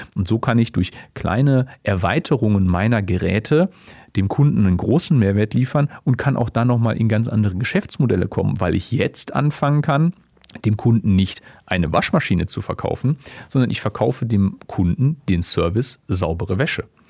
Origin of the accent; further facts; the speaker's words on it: Essen, North Rhine-Westphalia, Germany; moved away; also born or lived in Dortmund / Böblingen; als gebürtiger Essener